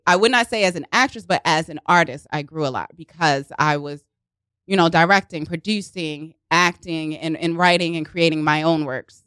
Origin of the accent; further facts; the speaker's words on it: Baltimore, Maryland, United States; accent: Baltimore; moved away as an adult; also born or lived in Los Angeles; now in New York, United States; born and raised in Baltimore, and then I went to the University of Southern California, so I lived out in L A for several years